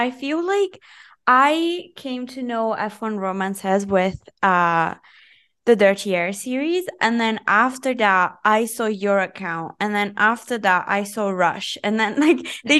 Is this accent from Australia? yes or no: no; Italy; because I grew up in Italy.